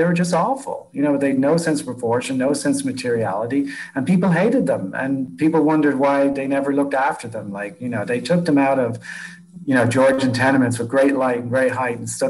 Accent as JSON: {"language": "English", "country": "Ireland", "tie": "born or raised there", "moved": "yes", "said": "I mean, I grew up in Ireland"}